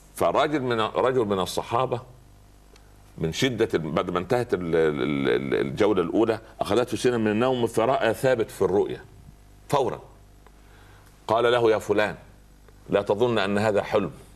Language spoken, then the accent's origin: Arabic; Upper Egypt, Egypt; عندنا في الصعيد